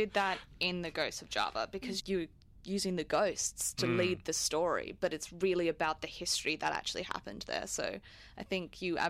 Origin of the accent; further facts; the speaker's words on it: Adelaide, South Australia, Australia; I'm from Adelaide. Melbourne is crazy.